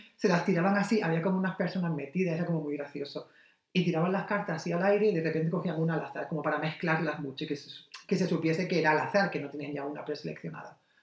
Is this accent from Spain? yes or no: yes; Almería, Andalusia, Spain; yo soy de Almería